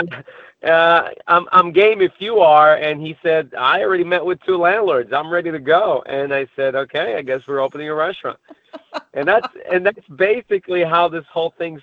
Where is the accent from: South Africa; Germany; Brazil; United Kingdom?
Brazil; now in United States; I was born and raised in Brazil. And I moved to the States somewhere around 2000